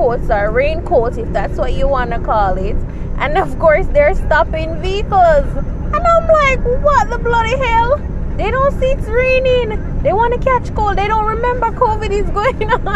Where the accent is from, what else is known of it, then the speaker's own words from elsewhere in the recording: Jamaica; we're Jamaicans. I'm a Jamaican